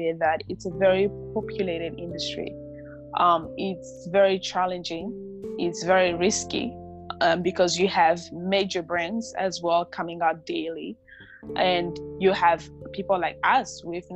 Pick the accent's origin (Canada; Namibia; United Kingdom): Namibia; moved away as an adult; also born or lived in Democratic Republic of the Congo; now in United States; I was raised in Namibia